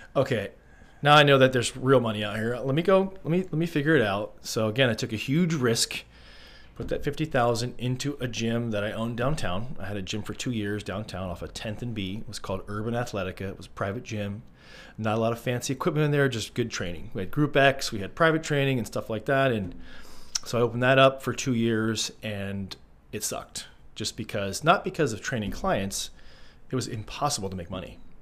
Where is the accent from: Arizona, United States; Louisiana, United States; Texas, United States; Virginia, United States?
Arizona, United States; moved away as an adult; I'm from Arizona originally. I am a Arizona transplant